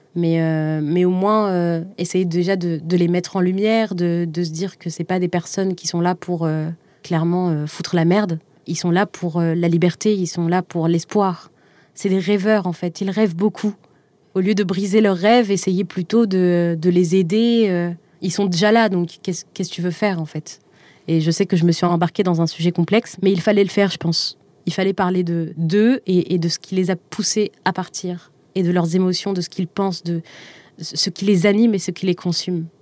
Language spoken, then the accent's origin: French; Algiers, Algiers Province, Algeria; moved away as an adult; ce qui me lie encore à Alger surtout. J'y suis née, j'y ai grandi.